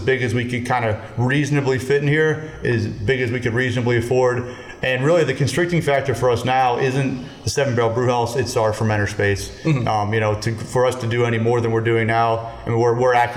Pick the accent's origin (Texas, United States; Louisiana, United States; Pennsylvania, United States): Pennsylvania, United States; Pittsburgh; moved away as an adult; also born or lived in Colorado; We're all born and raised in Pittsburgh.